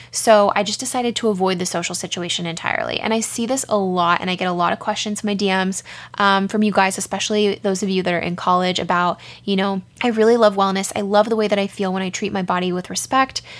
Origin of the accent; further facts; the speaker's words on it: San Diego, California, United States; we grew up in San Diego